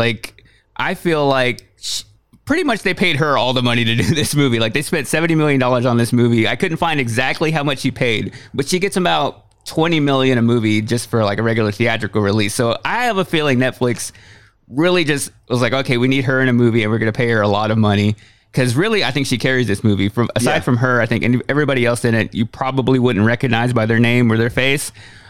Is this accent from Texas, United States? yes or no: yes; Waxahachie, Texas, United States; I was further north. So I grew up right outside of Dallas, a place called Waxahachie, Texas